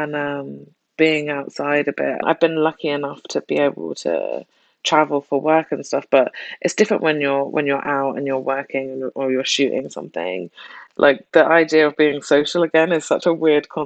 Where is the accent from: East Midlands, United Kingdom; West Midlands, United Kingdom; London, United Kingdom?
London, United Kingdom; I grew up in South London